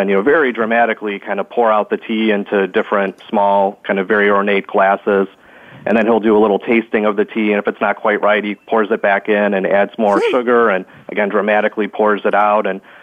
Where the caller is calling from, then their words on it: Chicago, Illinois, United States; I'm calling in from Chicago, Illinois in the United States.